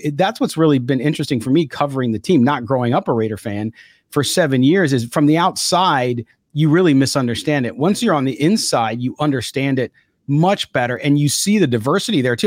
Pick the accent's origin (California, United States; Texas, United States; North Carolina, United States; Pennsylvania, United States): California, United States; San Diego; I grew up in San Diego, so I was in Southern California